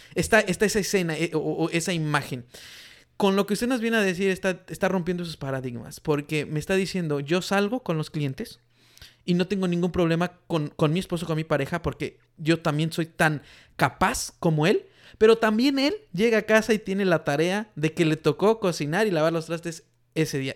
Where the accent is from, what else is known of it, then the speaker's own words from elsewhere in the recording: Mexico; now in United States; de donde yo vengo en México, la mayoría de mujeres no trabaja